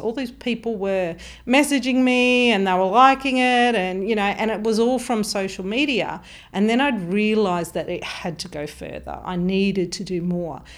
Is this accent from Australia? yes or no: yes; Mount Gambier, South Australia, Australia; moved away as an adult; also born or lived in Melbourne / Darwin; I'm from South Australia, so Mount Gambier.